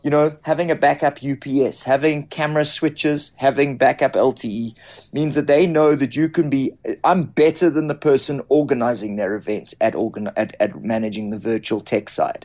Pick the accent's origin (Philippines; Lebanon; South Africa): South Africa; as a white South African, as a middle-class South African, as a South African